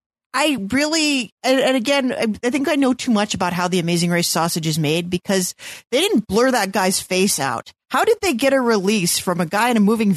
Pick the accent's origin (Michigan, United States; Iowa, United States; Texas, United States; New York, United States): New York, United States; as a New Yorker